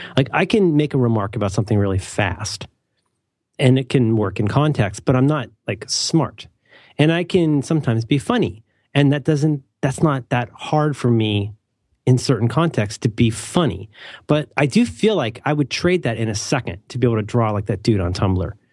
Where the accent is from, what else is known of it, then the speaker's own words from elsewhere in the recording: Cincinnati, Ohio, United States; I grew up in Cincinnati